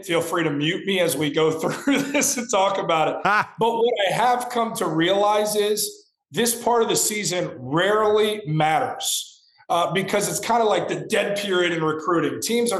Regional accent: Cincinnati, Ohio, United States; my hometown of Cincinnati

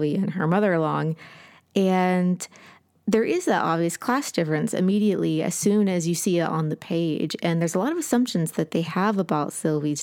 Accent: Appalachia, United States; now in American South; I'm from Appalachia

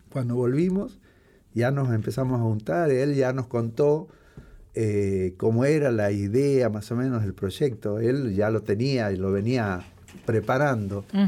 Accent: Morón, Buenos Aires Province, Argentina; yo pasé mi adolescencia en Morón

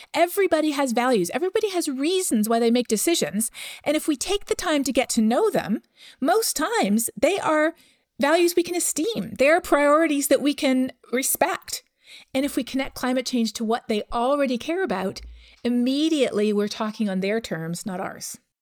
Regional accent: Canada; I'm from Canada

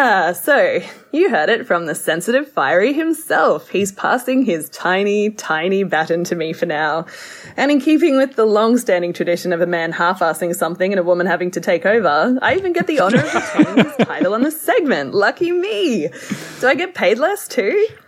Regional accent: Brisbane, Queensland, Australia; the boys from my hometown, Brisbane Boys College, better known as BBC

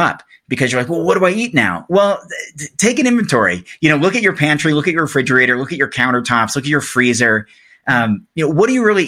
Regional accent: Oregon, United States; moved away; my home state of Oregon

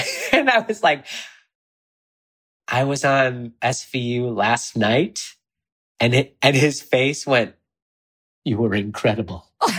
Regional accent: Illinois, United States; if only the boy from Illinois could see, because I'm from Illinois, could see me now.

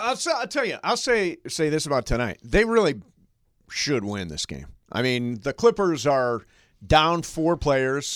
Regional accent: Altoona, Pennsylvania, United States; moved away; also born or lived in Toledo, Ohio / Midwest; the two towns that I'm from, I was born in Altoona, Pennsylvania.

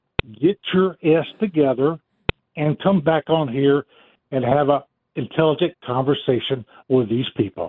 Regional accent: Mobile, Alabama, United States; now in Georgia, United States; I was born and raised in Mobile, Alabama

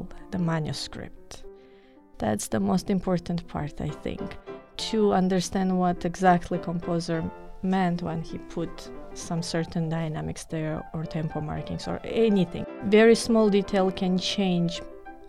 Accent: Tbilisi, Georgia; moved away as an adult; now in Arizona, United States; I'm from Republic of Georgia. Tbilisi is the capital city, so I studied there

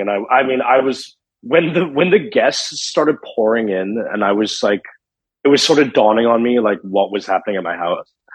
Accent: Johannesburg, Gauteng, South Africa; also born or lived in Canada; now in Los Angeles, United States; I grew up in Johannesburg, South Africa, which is a very big city

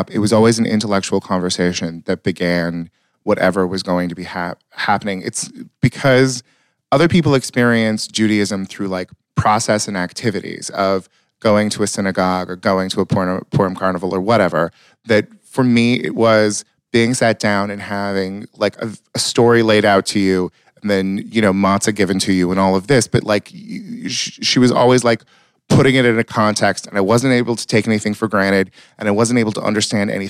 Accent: Marysville / Yuba City, California, United States; I was born in Rideout

